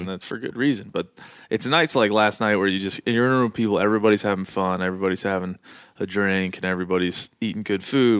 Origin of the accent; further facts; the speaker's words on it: East Coast, United States; i'm from the East Coast and I'm Irish